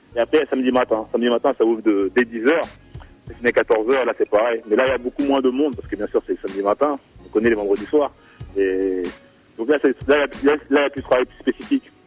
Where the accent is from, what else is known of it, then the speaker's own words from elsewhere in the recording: Caen, Normandy, France; also born or lived in Bordeaux; je viens de Caen, c'est Robin une ville à côté, juste à côté en fait de, de Caen